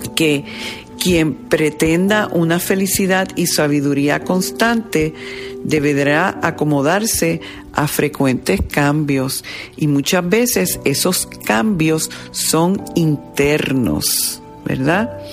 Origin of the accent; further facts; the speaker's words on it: Puerto Rico; como diríamos en el argot puertorriqueño, yo como puertorriqueño